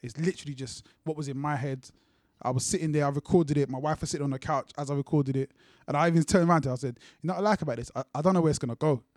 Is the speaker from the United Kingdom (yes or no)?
yes; London, United Kingdom; also born or lived in Luton; I grew up in Brixton, but at that time I was in Luton.